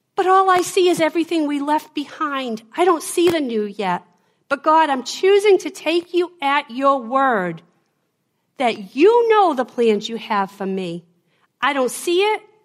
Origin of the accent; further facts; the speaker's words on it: Boston, Massachusetts, United States; accent: Boston; my Boston accent